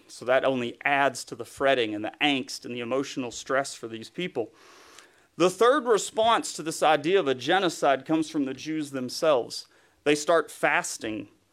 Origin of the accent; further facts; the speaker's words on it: East Tennessee, United States; accent: Southern; moved away; was born and raised in East Tennessee, close to the Smoky Mountains